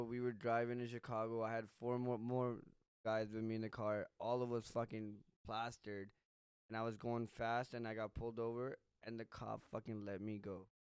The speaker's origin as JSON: {"language": "English", "country": "Pakistan", "tie": "born or raised there", "moved": "yes", "lives_now": "United States"}